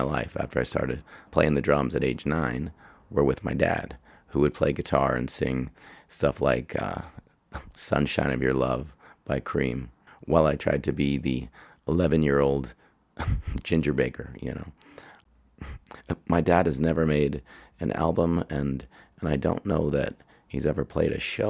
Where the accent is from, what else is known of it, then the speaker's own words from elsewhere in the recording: Pittsburgh, Pennsylvania, United States; Growing up in Pittsburgh, I learned about classic rock from the time I could walk.